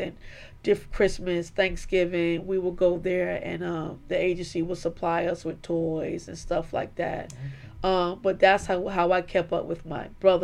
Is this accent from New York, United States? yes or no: yes; New York, United States; I was born and raised in New York